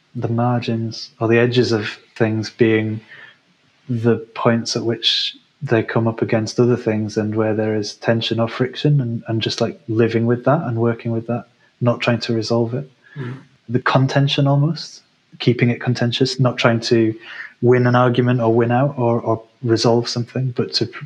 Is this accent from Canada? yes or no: no; England, United Kingdom; growing up in England